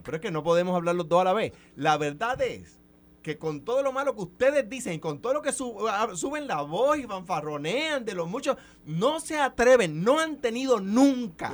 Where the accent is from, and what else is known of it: Puerto Rico